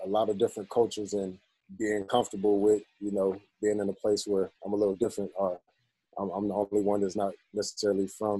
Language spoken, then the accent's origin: English; Columbus, Georgia, United States; also born or lived in Germany; We came back from Germany in 1991 to Fort Benning. And that's pretty much where I spent a majority of my childhood. So when people ask me where I'm from, you know, I claim Columbus, Georgia, just because that's where I was from.